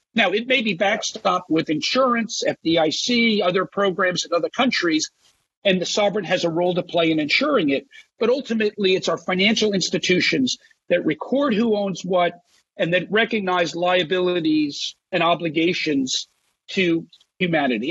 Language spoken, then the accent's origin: English; New Jersey, United States; my home state of New Jersey